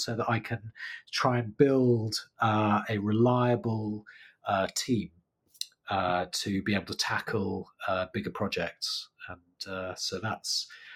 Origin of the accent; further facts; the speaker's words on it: United Kingdom; now in London, United Kingdom; I'm British